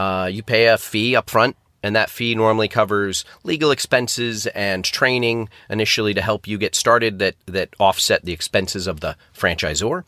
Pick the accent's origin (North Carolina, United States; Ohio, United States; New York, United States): New York, United States; Syracuse; moved away as an adult; now in London, United Kingdom; I'm originally from Syracuse, New York